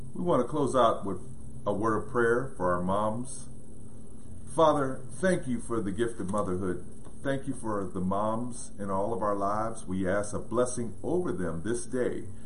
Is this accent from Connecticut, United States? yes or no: no; Pittsburgh, Pennsylvania, United States; we grew up in Pittsburgh, Pennsylvania